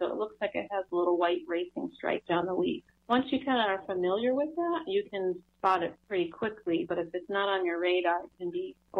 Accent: New England, United States; moved away; And I'm from the New England area where Japanese stiltgrass is really common and a very severe problem.

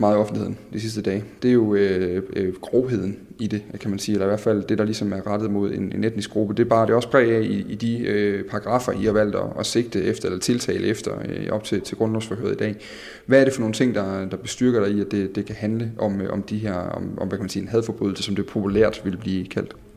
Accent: Midtfyn, Southern Denmark, Denmark; der hvor jeg kommer fra på Midtfyn

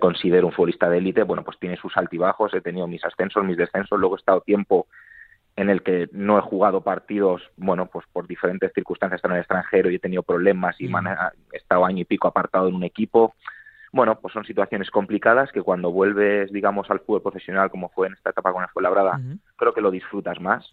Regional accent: Madrid, Community of Madrid, Spain; yo soy de Madrid

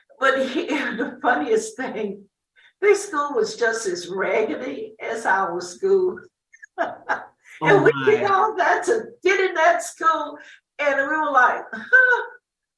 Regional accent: New Orleans, Louisiana, United States; moved away as an adult; now in Ferguson, United States; I was born in New Orleans, Louisiana

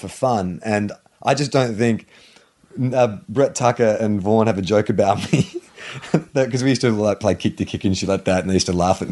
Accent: Australia; accent: Australian; moved away as an adult; also born or lived in Los Angeles

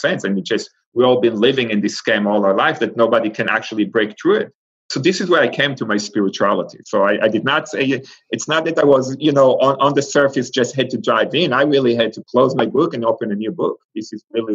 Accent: Israel; moved away as an adult; I grew up in Israel, and Israel is Jewish

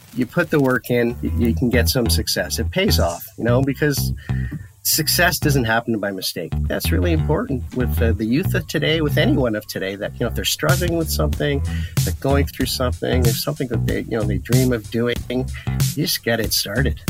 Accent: Ottawa, Ontario, Canada; I'm from Ottawa.

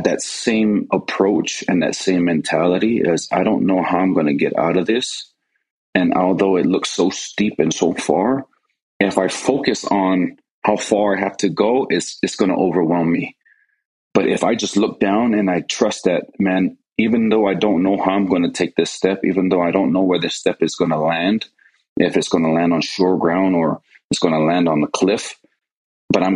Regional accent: Hawaii, United States; moved away as an adult; when I was growing up, the church and the scouting program back then, they worked hand in hand. And I remember a lot of times in Hawaii, we'd go on these camping trips.

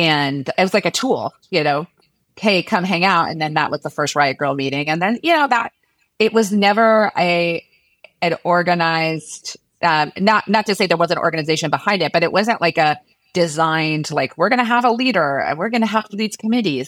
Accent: Washington, District of Columbia, United States; grew up in Washington, D C

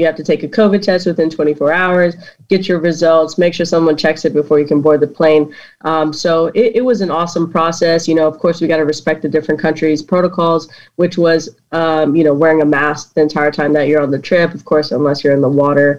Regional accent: New York, United States; now in Houston, United States; I'm originally born and raised in New York, but now live in Houston, Texas.

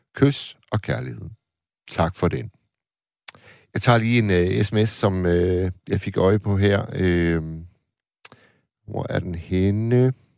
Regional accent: Tornby, North Denmark Region, Denmark; jeg spillede fodbold øh, som knægt i Tornby

